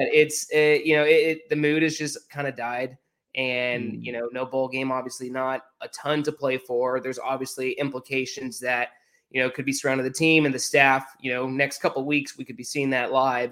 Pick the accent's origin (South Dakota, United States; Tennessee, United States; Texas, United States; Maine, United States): Texas, United States; Houston; I'm from the Houston area